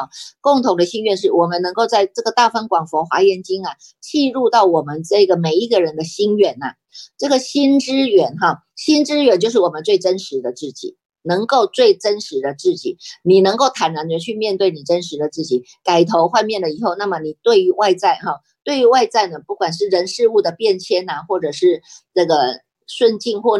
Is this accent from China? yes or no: no; Taiwan; 我们台湾人还真的是很守法哈